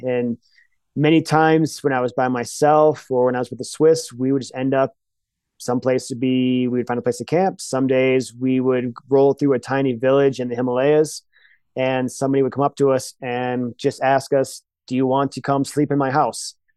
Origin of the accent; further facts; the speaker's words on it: Michigan, United States; moved away; also born or lived in Colorado; Michigan in the 80s. And that's just how we did it. And it was the most freeing, liberating experience of, of my childhood, just being on bikes